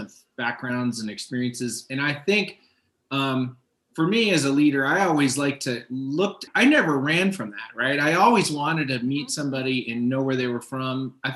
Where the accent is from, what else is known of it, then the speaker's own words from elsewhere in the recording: Miami, Florida, United States; moved away as an adult; I grew up in Miami, Florida. So I grew up in a very multicultural area